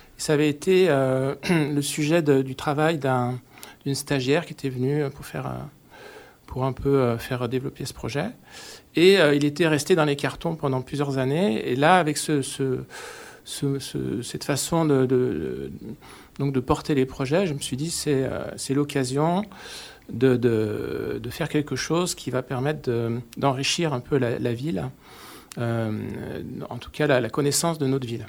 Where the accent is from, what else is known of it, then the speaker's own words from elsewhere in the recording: Savoie, Auvergne-Rhône-Alpes, France; moved away; also born or lived in Grenoble; je viens de, viens de Savoie